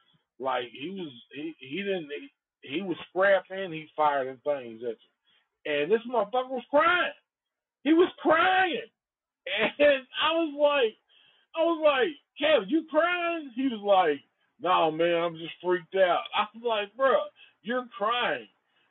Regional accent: Antioch, California, United States; We just knew that we grew up in Antioch, and it was definitely a possibility for a chick to get murdered.

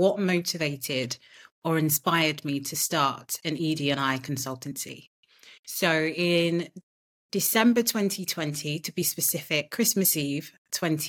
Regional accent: United Kingdom; born or raised there; also born or lived in Nigeria

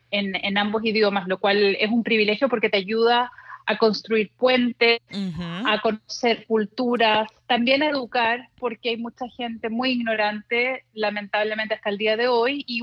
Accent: Chile; also born or lived in El Paso, United States / Miami, United States; Yo desde que me acuerdo soy bilingüe porque en El Paso, que fue donde nací, mis padres hablaban en español en la casa, de ahí nos mudamos a Miami y mis padres, que son chilenos, querían regresar a Chile. Y en Chile fui a un colegio americano

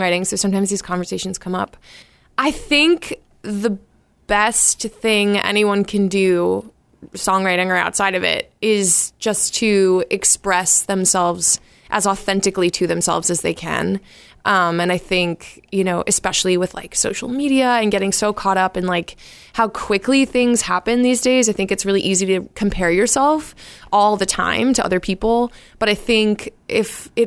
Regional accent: Lexington, Massachusetts, United States; The town I grew up in, I grew up in Lexington in Massachusetts.

